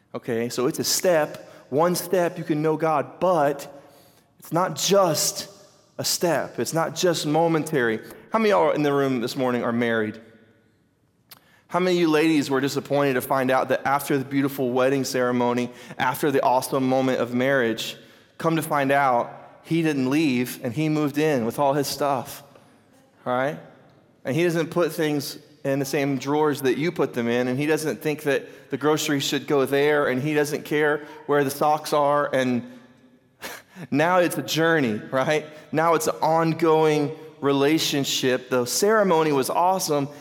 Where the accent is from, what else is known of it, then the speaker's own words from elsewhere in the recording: United States; I'm from Carter County, we call them four wheelers